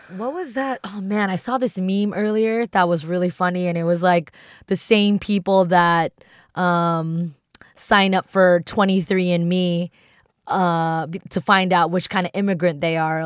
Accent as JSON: {"language": "English", "region": "East Coast", "country": "United States", "tie": "born or raised there", "first_language": "English", "said": "growing up on the East Coast"}